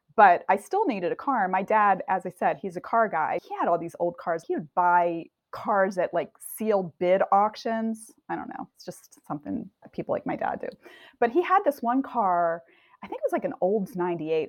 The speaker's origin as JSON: {"language": "English", "region": "Delaware", "country": "United States", "tie": "born or raised there", "also_born_or_lived": "suburban Chicago", "moved": "yes", "lives_now": "Chicago, United States", "said": "I'm in suburban Chicago now, and I grew up in Delaware"}